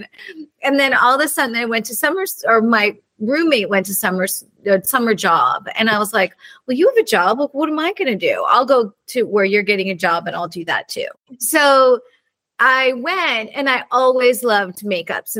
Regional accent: Santa Barbara, California, United States; I grew up in Santa Barbara

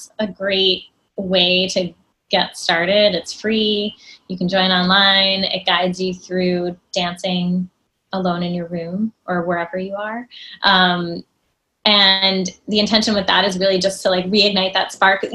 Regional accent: New Jersey, United States; I grew up in New Jersey and I'm taking ballet classes in the city

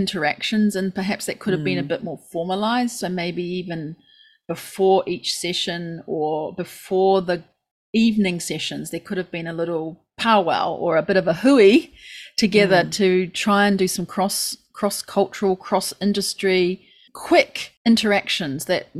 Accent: Christchurch, Canterbury, New Zealand; now in Japan; it is my hometown.

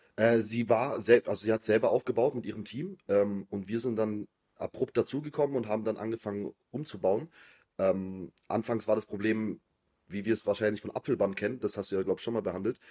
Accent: Biberach an der Riss, Baden-Württemberg, Germany; ich komme aus Biberach, also es ist eher so eine kleinere Stadt

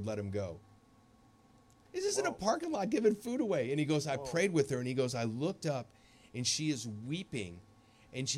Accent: St. Louis, Missouri, United States; I've never done one in my hometown

